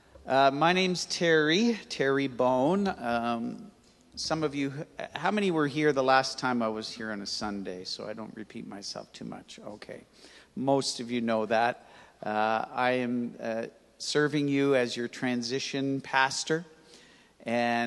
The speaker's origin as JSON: {"language": "English", "town": "Toronto", "region": "Ontario", "country": "Canada", "tie": "born or raised there", "said": "I grew up in Toronto, on the West End, most of the time in Etobicoke, in a place called Rexdale"}